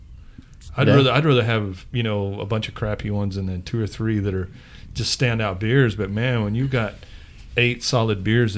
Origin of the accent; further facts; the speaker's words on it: Texas, United States; I'm from Texas